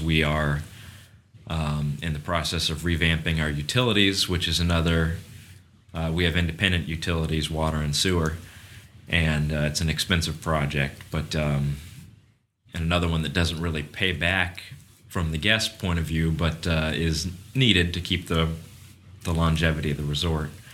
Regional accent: Kissimmee, Florida, United States; I was brought up in this resort. You know, I, I was raised in Cypress Cove

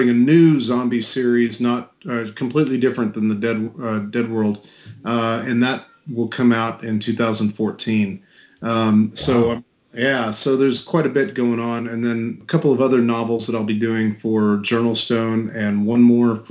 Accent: San Antonio, Texas, United States; growing up in San Antonio

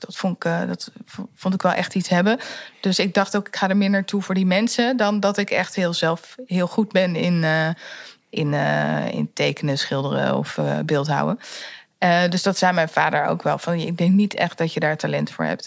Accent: The Hague, South Holland, Netherlands; mijn roots die liggen in Den Haag. Eh, een beetje richting Scheveningen

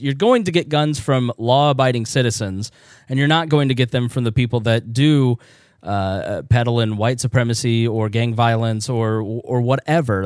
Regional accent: United States; I grew up in a town that had the national meeting place for all Quakers. It was a major stop for the Underground Railroad.

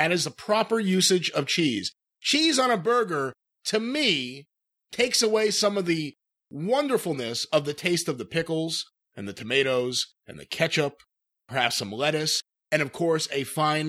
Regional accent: New York, United States; I am a New Yorker. I know my pizza. I grew up surrounded by the best pizza in the world.

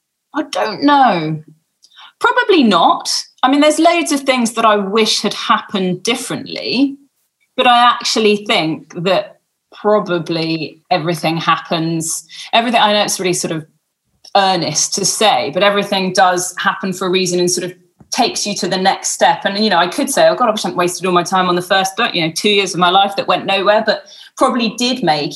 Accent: England, United Kingdom; now in Australia; I'm only on a temporary visa because I'm English. So we can't even come over to Sydney or Melbourne, or so very much trapped within West Australia

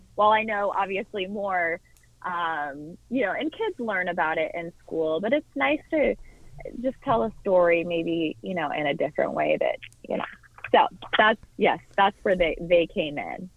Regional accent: Orange County, California, United States; moved away as an adult; also born or lived in Washington, D.C.; I grew up in Orange County, California

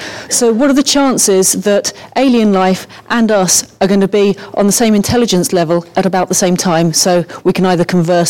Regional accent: England, United Kingdom; from England.

